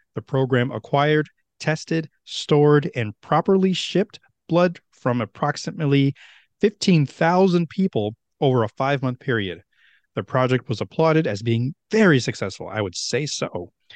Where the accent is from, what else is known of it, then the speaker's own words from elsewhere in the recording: Meriden, Connecticut, United States; Meriden, where my hometown is